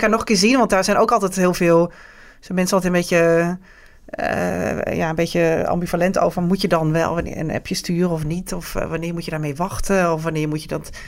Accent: Netherlands; wij als Nederlandse vrouw

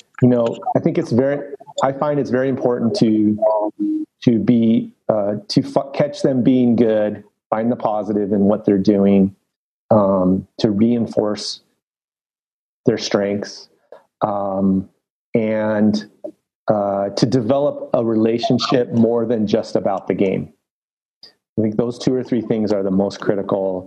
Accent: Los Angeles, California, United States; I grew up in Los Angeles, North San Fernando Valley

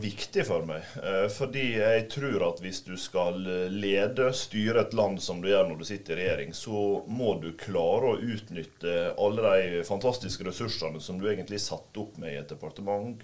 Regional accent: Volda, Møre og Romsdal, Norway; jeg satt eh, i kommunestyret hjemme i Volda

